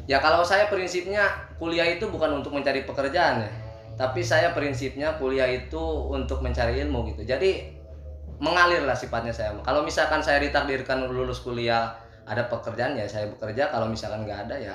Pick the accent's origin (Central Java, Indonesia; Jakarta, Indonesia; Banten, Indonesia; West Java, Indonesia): Banten, Indonesia; Lebak; saya kan berasal dari Lebak ya jadi dari kampung sedikit masuk ke Serang ya agak sedikit kota